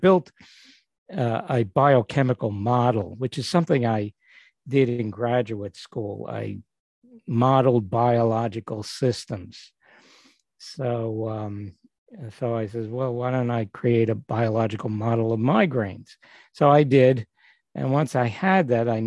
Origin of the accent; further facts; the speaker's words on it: New York City, New York, United States; now in Northport, United States; I was born and grew up in Brooklyn, and right now I'm living in Northport, New York